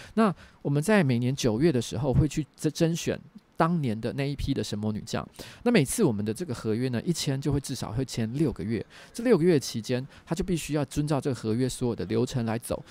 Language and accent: Chinese; Taiwan; 我是唯一的台湾人